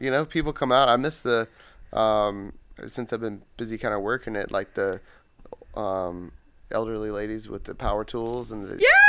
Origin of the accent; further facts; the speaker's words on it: Bluffton, South Carolina, United States; moved away; I grew up in Bluffton, and there wasn't a whole lot to do in Bluffton when I was a kid, so we moved away.